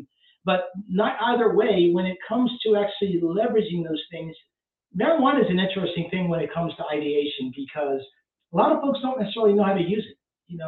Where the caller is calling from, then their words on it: Pennsylvania, United States; It's legal in Pennsylvania. Yes, it is legal for medical. So you can do medical marijuana here.